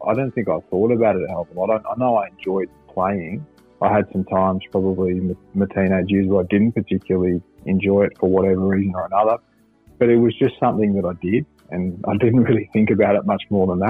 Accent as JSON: {"language": "English", "town": "Melbourne", "region": "Victoria", "country": "Australia", "tie": "born or raised there", "also_born_or_lived": "Perth", "said": "I was born in Perth and we moved to Melbourne when I was probably 5.5, 6 years old."}